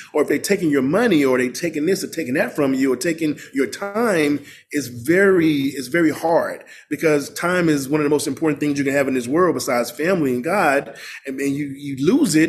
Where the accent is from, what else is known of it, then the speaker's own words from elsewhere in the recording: Mississippi, United States; also born or lived in Los Angeles; now in Washington, D.C., United States; growing up in Mississippi